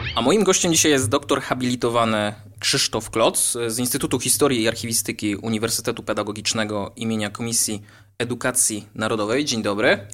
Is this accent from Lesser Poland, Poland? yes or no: yes; Wolbrom, Lesser Poland, Poland; jestem z Wolbromia